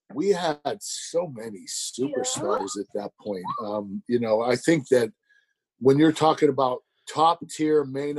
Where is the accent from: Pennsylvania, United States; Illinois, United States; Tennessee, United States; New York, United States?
Pennsylvania, United States; Pittsburgh; do a preconditioned promo in Pittsburgh in my hometown